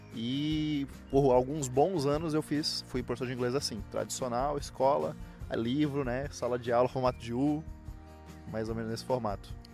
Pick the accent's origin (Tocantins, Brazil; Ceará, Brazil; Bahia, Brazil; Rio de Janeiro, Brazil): Tocantins, Brazil; Palmas; moved away as an adult; also born or lived in Miracema do Norte, Tocantins; now in Curitiba, Brazil; Eu sou da pequena e pacata cidade de Miracema do Norte. Morei a vida inteira na cidade de Palmas, capital do Tocantins. E agora moro em Curitiba